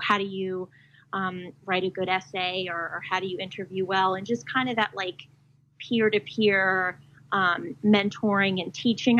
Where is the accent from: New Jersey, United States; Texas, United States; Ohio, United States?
New Jersey, United States; I'm from New Jersey